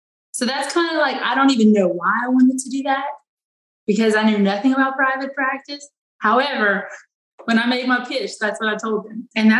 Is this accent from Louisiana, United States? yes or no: yes; Eunice, Louisiana, United States; I am from Eunice, Louisiana.